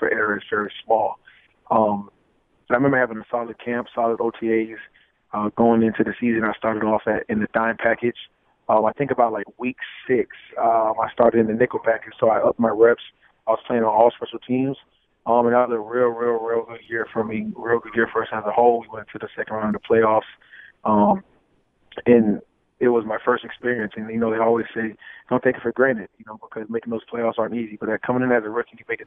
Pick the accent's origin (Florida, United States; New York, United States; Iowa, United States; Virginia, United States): Florida, United States; I'm from Florida. So we're both Florida boys